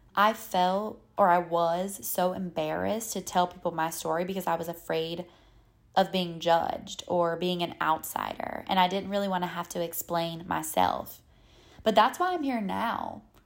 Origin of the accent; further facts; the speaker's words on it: North Carolina, United States; accent: Southern; moved away as an adult; now in New York City, United States; I'm from North Carolina.